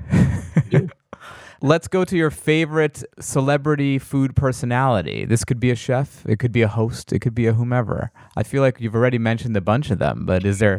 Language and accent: English; New York, United States; now in Los Angeles, United States; I'm from New York, so I, with my New York friends